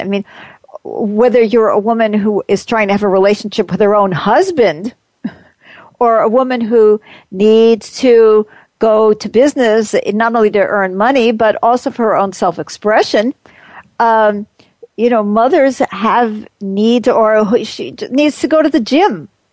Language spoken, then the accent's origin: English; New York, United States; moved away; I grew up in New York, which was cold